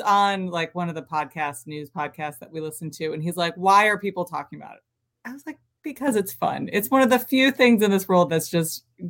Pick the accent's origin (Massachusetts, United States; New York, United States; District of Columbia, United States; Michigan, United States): New York, United States; Buffalo; I'm from Buffalo.